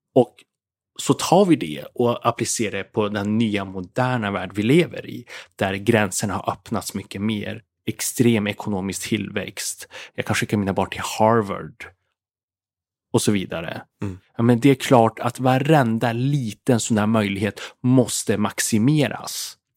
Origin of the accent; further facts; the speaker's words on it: Umeå, Västerbotten County, Sweden; jag växte upp i Umeå